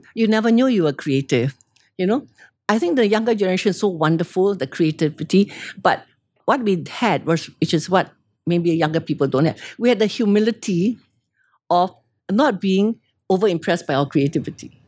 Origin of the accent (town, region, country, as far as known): Singapore; born or raised there; also born or lived in London, United Kingdom